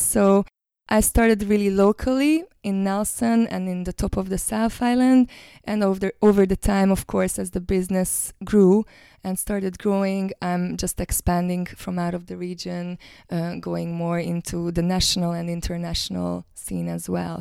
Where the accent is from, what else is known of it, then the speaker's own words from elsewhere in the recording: Hungary; now in New Zealand; I'm originally from Hungary, but I live now in New Zealand